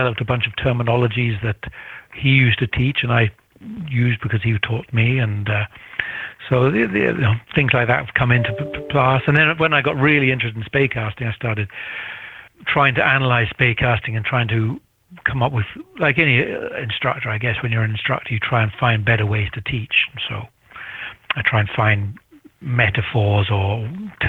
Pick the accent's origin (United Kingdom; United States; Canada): United Kingdom; also born or lived in Grantown-on-Spey, Scotland; being a Brit